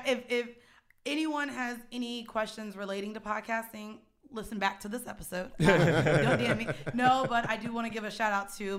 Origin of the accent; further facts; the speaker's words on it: Florida, United States; I went to Lehman, didn't know about it. I'm from Florida.